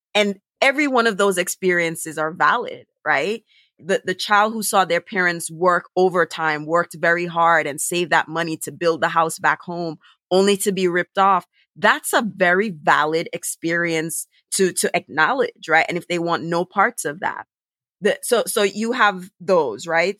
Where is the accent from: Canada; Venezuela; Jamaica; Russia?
Jamaica; now in Brooklyn, United States; i'm an immigrant i'm jamaican i live in brooklyn but i'm caribbean